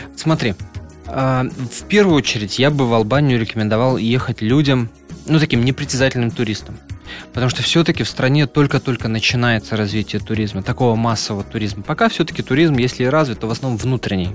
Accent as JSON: {"language": "Russian", "country": "Russia", "said": "я из России"}